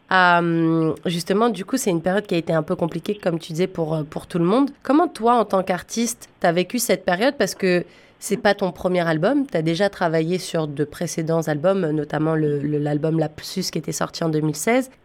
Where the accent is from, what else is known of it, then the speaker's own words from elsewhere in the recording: Ontario, Canada; en tant que francophones en Ontario, on est quand même en minorité